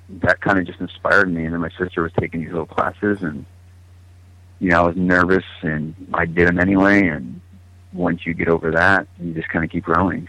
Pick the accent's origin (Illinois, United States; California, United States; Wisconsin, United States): California, United States; also born or lived in Cleveland / Austin / Denver; Well, I was born in Cleveland, Ohio. I moved around from Texas, like Austin area, when I was little, near outskirts of Denver from, like, I don't know, 5, 6, and 7. And then right before I turned 8, I moved to Northern California.